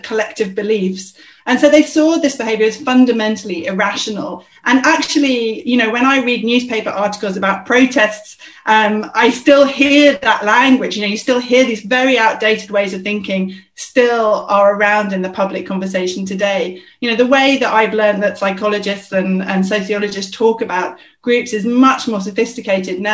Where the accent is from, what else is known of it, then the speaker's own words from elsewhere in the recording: London, United Kingdom; I'm a South Londoner